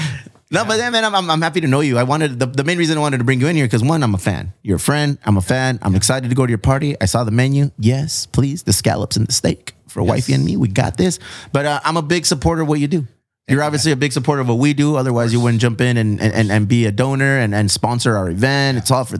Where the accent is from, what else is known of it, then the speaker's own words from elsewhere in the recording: California, United States; And I'm from the South Bay.